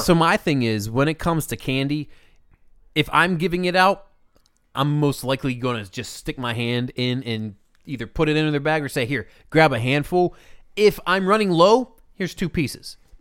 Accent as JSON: {"language": "English", "town": "Pittsburgh", "region": "Pennsylvania", "country": "United States", "moved": "yes", "said": "I'm from Pittsburgh"}